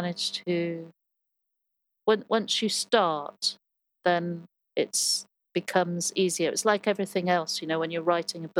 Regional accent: Birmingham, West Midlands, United Kingdom; born there; also born or lived in Hollywood, United States; I was born in Loveday Street Hospital, which they, shortly after my birth, they knocked down.

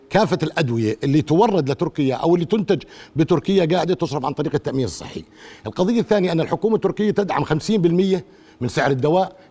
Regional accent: Egypt; كم صيدلي بيعمل هيك كمصريين ما ما في صيادله بيعملوا هيك

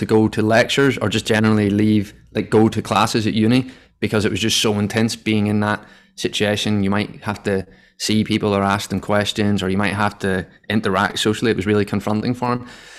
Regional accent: Ireland; I guess growing up in Ireland, the first thing that anyone associates with anyone from Ireland is that we're all alcoholics.

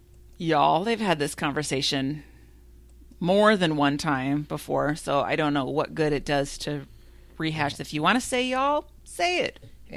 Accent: Minnesota, United States; I've never been like, oh, I wish I could say y'all, but I can't because I'm from Minnesota.

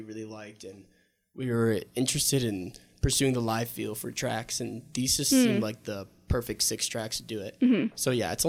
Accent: Lyme, Connecticut, United States

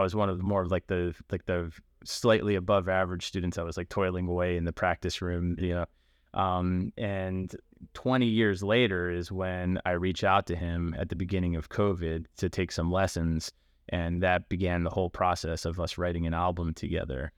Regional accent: Baltimore, Maryland, United States; I I grew up in Baltimore, um, not like in the city, but like in the nice suburb part in Baltimore County

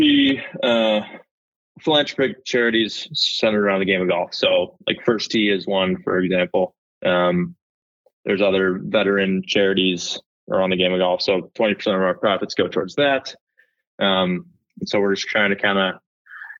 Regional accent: Evergreen Park, Illinois, United States; I grew up in Evergreen Park, Illinois

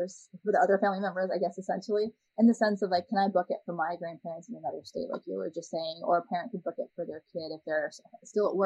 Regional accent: California, United States; you're still in my home state

